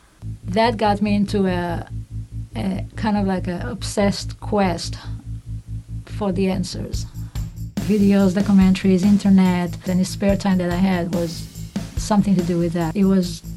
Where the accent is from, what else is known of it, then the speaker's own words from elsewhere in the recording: Israel; moved away as an adult; I grew up in Israel, secular family